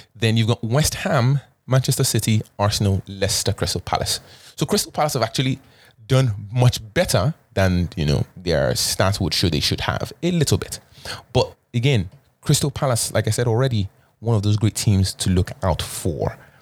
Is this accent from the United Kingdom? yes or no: no; Canada; as a Canadian